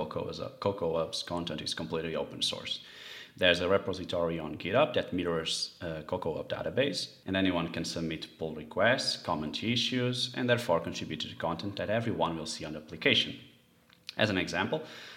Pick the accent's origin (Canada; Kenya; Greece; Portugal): Portugal; Portugal and my hometown being near the sea